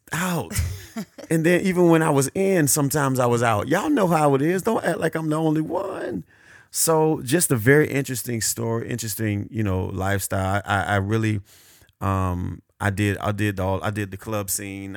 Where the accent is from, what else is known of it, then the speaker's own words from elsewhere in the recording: Hollywood, Florida, United States; born and raised in Hollywood, Florida. More exact, Cava Ranches, Florida.